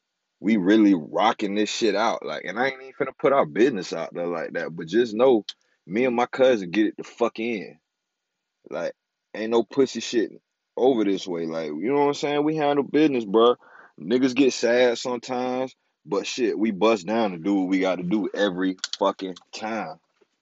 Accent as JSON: {"language": "English", "region": "California", "country": "United States", "tie": "born there", "also_born_or_lived": "Florida", "said": "I probably told y'all this shit already, but I was born in California. Then I moved to Florida. I moved to Montego."}